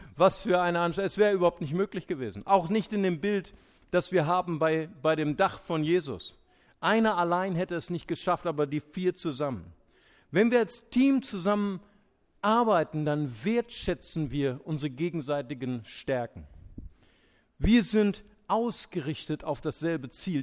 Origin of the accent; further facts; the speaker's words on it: Germany; wir Deutschen